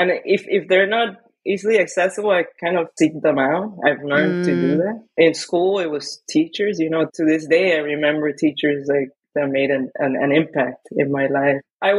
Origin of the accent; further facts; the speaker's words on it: Miami, Florida, United States; I grew up in Miami. I did my undergrad there.